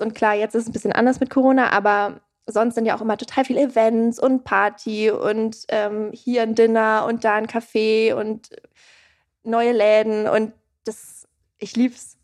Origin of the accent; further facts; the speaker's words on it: Erlangen, Bavaria, Germany; now in Berlin, Germany; Ich komme aus Erlangen